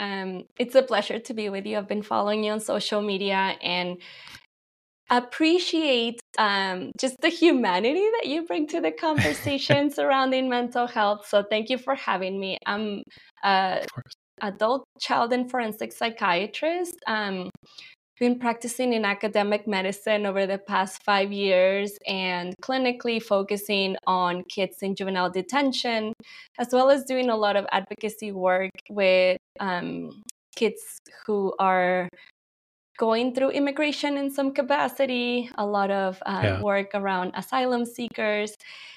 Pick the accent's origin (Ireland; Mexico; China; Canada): Mexico; now in United States; people often think I'm Indian, but, you know, I'm Mexican American. I immigrated from Mexico and married someone Indian, South Indian.